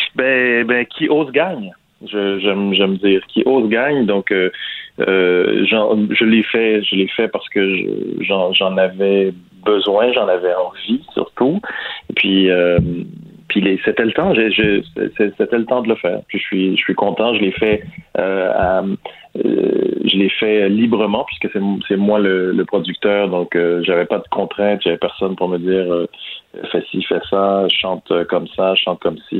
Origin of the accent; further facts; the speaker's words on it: Quebec, Canada; chez ici au Québec